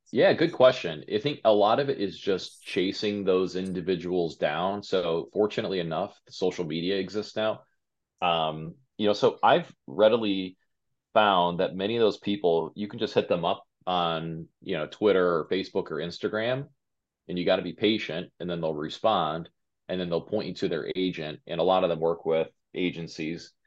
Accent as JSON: {"language": "English", "town": "Westlake", "region": "Ohio", "country": "United States", "tie": "born or raised there", "also_born_or_lived": "California", "lives_now": "Cleveland, United States", "said": "We're Cleveland natives. Um, just she grew up in Brooklyn, I grew up in Westlake"}